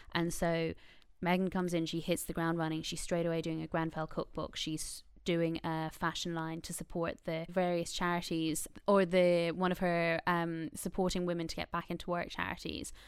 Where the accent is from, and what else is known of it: Ireland; born or raised there